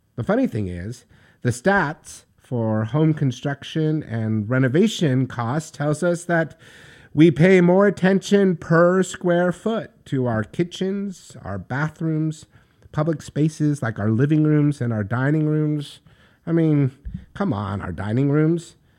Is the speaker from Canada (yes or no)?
no; New York, United States; Being a New Yorker from the city that never sleeps